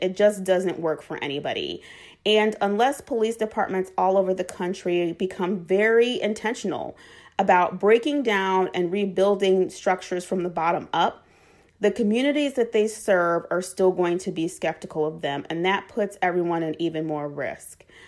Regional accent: Chicago, Illinois, United States; I was born and raised on the west side of Chicago in the Austin community

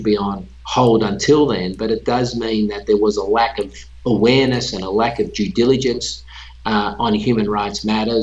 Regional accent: Australia; moved away; that country, which is my home country

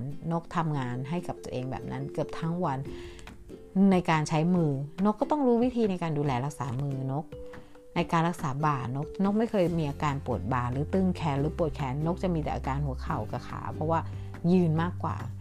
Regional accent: Thailand; moved away; คนไทยของเรา

